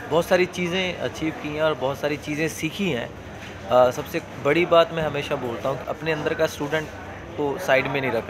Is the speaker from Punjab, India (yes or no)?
yes; Punjab, India; first language Punjabi; Hindi is a second language; देखो ओबियसली मैं पंजाब से हूँ तो अपनी पंजाबी लैंग्वेज को मैं फर्स्ट